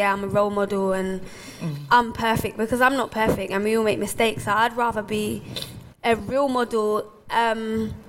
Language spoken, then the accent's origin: English; London, United Kingdom; growing up in Hackney